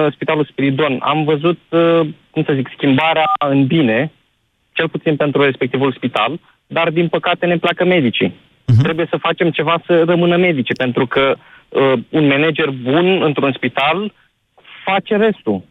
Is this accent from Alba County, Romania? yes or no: no; Iași, Iași County, Romania; eu sunt din Iași